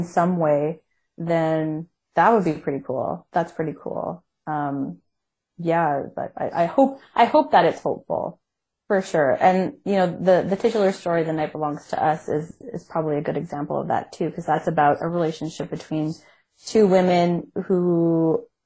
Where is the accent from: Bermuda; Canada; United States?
Canada; I'm Canadian